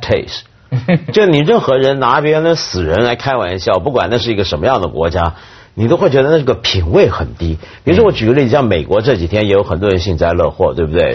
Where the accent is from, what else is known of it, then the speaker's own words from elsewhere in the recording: Hong Kong; 你们这个台湾大陆在我们香港人看来，其实很早就已经统一了